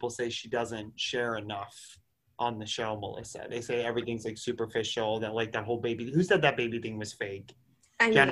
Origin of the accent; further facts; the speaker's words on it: Wayne, New Jersey, United States; now everyone's going to know I'm the bitch from Wayne, New Jersey that did